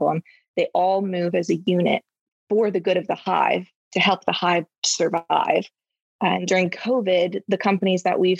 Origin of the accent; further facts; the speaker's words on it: North Carolina, United States; moved away as an adult; now in Atlanta, United States; I'm a North Carolina girl. We didn't know if it would work when I moved out of my home state